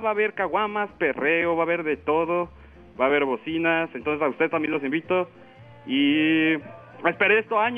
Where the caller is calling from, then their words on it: Mexico City, Mexico; De la bella Ciudad de México.